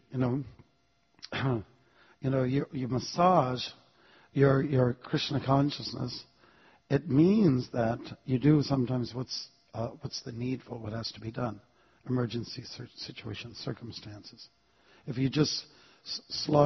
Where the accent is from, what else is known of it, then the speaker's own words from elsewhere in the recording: Canada; I'm from Canada.